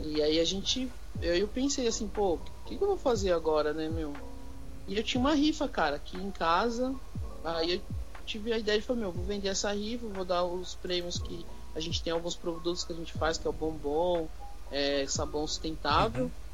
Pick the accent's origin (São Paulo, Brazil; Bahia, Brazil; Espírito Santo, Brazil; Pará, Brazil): São Paulo, Brazil; nós somos da Zona Sul de São Paulo